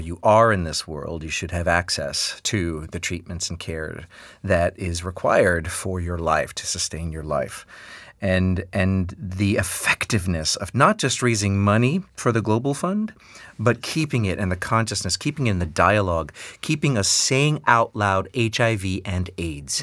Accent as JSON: {"language": "English", "town": "New York City", "region": "New York", "country": "United States", "tie": "born or raised there"}